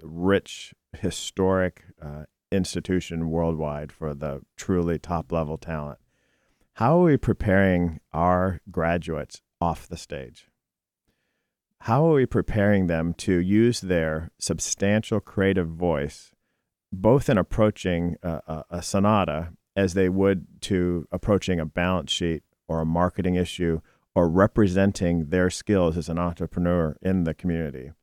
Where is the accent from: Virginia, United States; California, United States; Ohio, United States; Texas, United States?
Ohio, United States; Cleveland; also born or lived in Southeast Michigan; now in Detroit, United States; I'm from Cleveland.